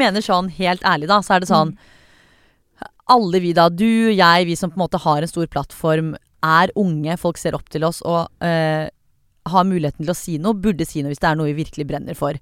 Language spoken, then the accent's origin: Norwegian; Norway; jeg er norsk